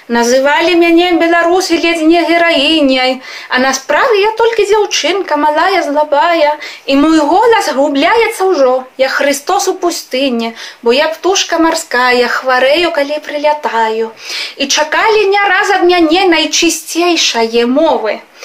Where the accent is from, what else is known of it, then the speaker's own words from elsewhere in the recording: Spain; Belarusian is a second language; Я з Гішпаніі